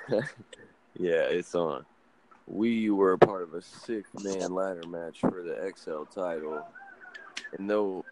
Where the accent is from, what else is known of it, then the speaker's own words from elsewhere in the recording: Lima, Ohio, United States; last night in Lima, Ohio, my hometown